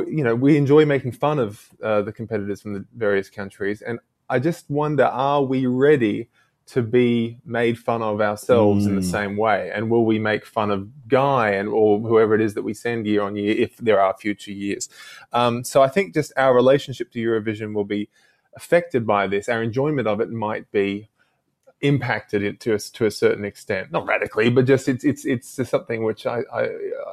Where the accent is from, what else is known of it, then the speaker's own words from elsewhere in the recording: Australia; as an Australian to have grown up with him